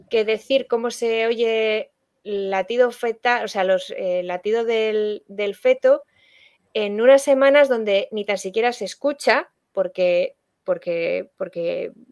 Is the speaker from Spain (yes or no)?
yes; Valladolid, Castile and León, Spain; Yo, yo soy de Valladolid, vamos, que eh, esa, comunidad Castilla y León que tiene muchas provincias está en el centro de España y, de la que se habla poco a nivel nacional.